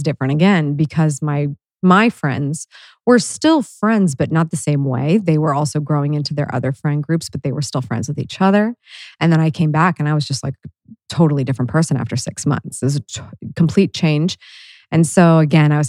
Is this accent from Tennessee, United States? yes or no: no; Worthington, Ohio, United States; I grew up in Worthington.